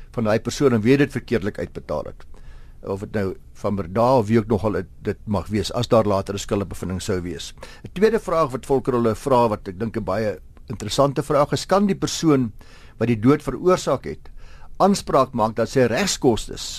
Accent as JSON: {"language": "Afrikaans", "country": "South Africa", "said": "as Suid-Afrikaners"}